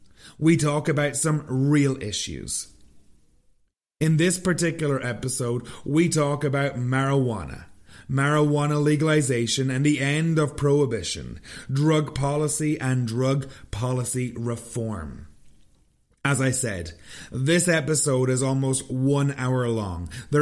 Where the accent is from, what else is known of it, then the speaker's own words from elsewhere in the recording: Ireland; Well, we are both from Ireland.